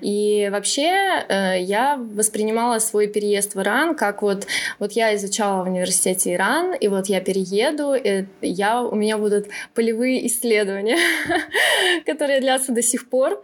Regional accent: Podolsk, Moscow Oblast, Russia; moved away as an adult; now in Tehran, Iran; выросла я в основном в Подольске, в Подмосковье

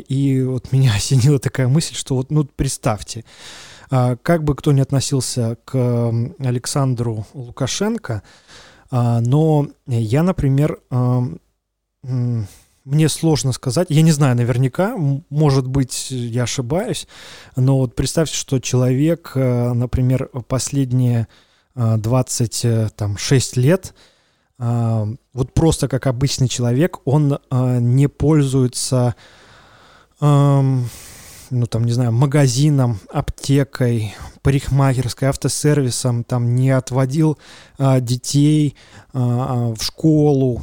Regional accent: Belarus; мы белорусы

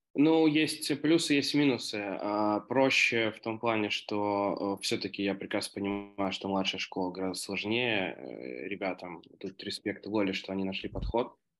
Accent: Minsk, Belarus; я сам из Минска

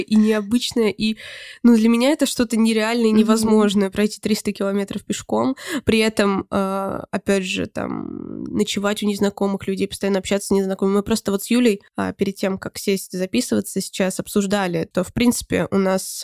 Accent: Voronezh, Voronezh Oblast, Russia; мы из Воронежа

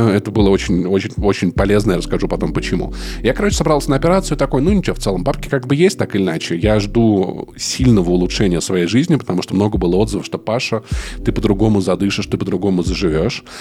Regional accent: Voronezh, Voronezh Oblast, Russia; Я всегда отвечаю, типа, я вырос в Воронеже.

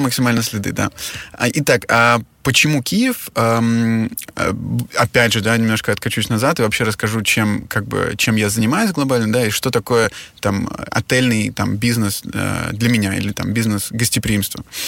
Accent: Moscow, Russia; also born or lived in Czech Republic / Germany / Switzerland / Shanghai; now in Kyiv, Ukraine; я родился в Москве, э, и в Москве прожил а, как бы все свое детство, после чего я, мы с моей семьей эмигрировали в Чехию

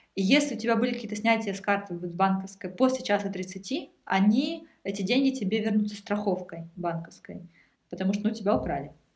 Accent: Russia; now in Germany

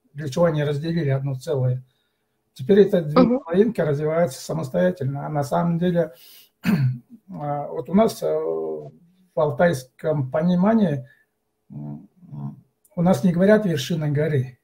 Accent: Altai Krai, Russia; мы, как коренное население

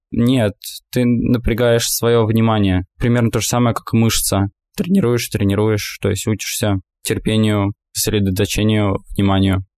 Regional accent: Russia; мы из России

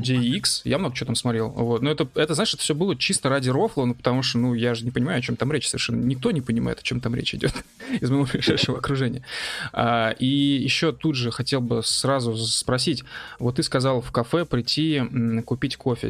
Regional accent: Bashkortostan, Russia; мы э, как бы с … сами родом из Башкирии

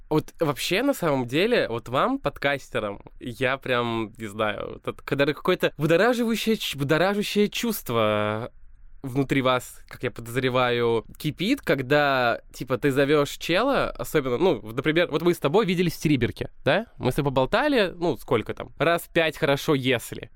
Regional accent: Balakovo, Saratov Oblast, Russia; я из Балакова

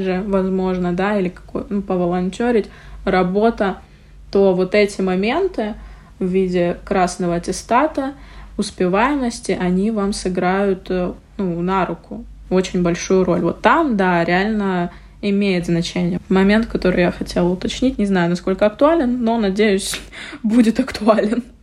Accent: Murmansk, Murmansk Oblast, Russia; мы все из Мурманска

